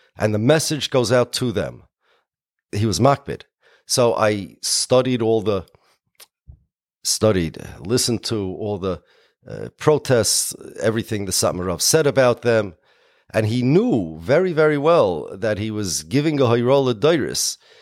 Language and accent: English; United States; I'm an American.